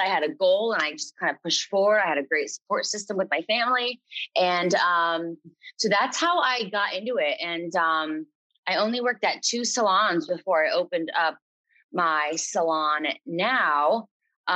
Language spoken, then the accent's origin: English; Lehigh Valley, Pennsylvania, United States; moved away as an adult; now in Stroudsburg, United States; I'm from the Lehigh Valley area, Pennsylvania.